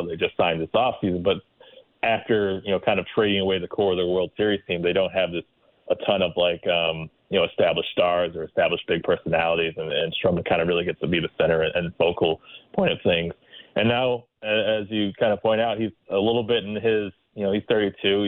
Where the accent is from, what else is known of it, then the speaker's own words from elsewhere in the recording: Chicago, Illinois, United States; as a Chicagoan